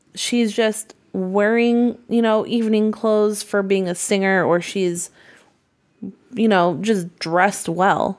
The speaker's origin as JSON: {"language": "English", "region": "Massachusetts", "country": "United States", "said": "I'm from Massachusetts."}